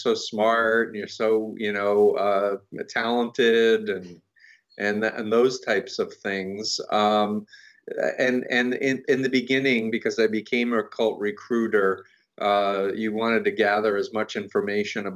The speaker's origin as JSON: {"language": "English", "town": "New York City", "region": "New York", "country": "United States", "tie": "born or raised there", "said": "I grew up 1.3 miles from Donald Trump"}